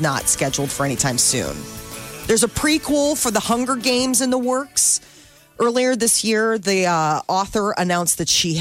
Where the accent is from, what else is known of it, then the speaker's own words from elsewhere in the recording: Capital District, New York, United States; I'm from the Capital District.